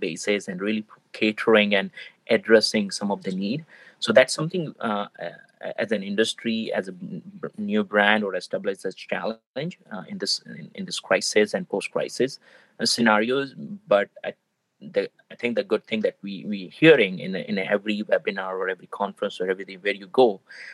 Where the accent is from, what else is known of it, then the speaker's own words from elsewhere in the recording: India; moved away; being an Indian, you know, grown up in India